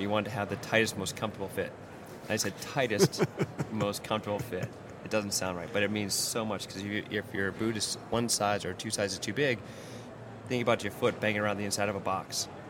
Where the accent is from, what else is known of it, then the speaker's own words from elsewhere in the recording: East Coast, United States; moved away as an adult; growing up in the East Coast, uh, for so many years ski racing